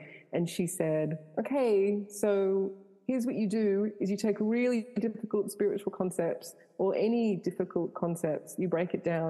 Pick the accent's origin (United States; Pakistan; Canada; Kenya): Canada; born there; So I was born in Canada. My parents are deeply religious. So I was brought up in the church.